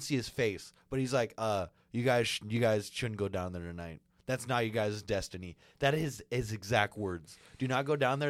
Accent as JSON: {"language": "English", "region": "California", "country": "United States", "said": "we came from California"}